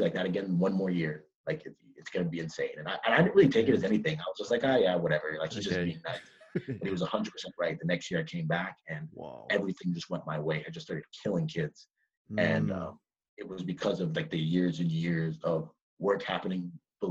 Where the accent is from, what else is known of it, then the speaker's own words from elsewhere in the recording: Toronto, Ontario, Canada; moved away as an adult; I'm from Toronto